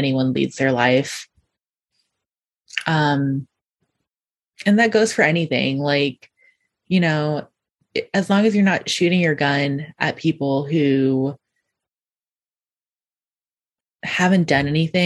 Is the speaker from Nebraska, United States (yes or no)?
yes; Nebraska, United States; now in Philadelphia, United States; growing up in Nebraska